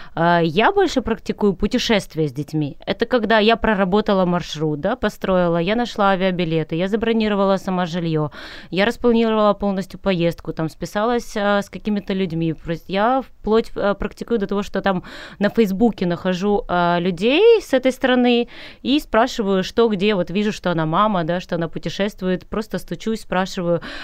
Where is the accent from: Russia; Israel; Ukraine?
Ukraine; Crimea; moved away as an adult; also born or lived in Kyiv; я родилась в Крыму, а, у моря